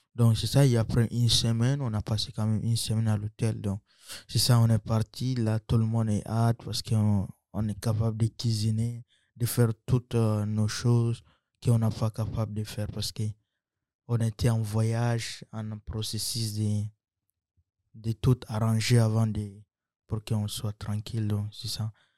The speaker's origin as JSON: {"language": "French", "country": "Chad", "tie": "born or raised there", "also_born_or_lived": "Central African Republic", "moved": "yes", "lives_now": "Trois-Rivières, Canada", "said": "je suis centrafricain j'ai grandi au Tchad"}